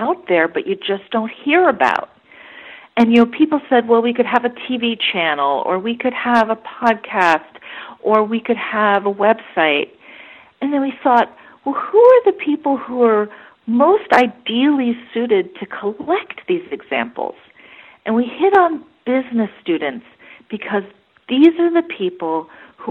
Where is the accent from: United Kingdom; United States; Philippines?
United States; as an American